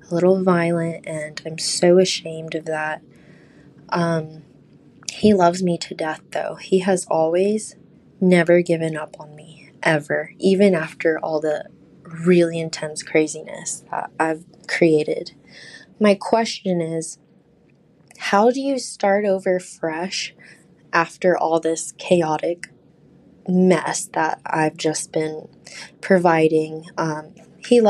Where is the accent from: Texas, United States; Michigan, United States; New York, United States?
Texas, United States; Houston; I'm from Houston, Texas.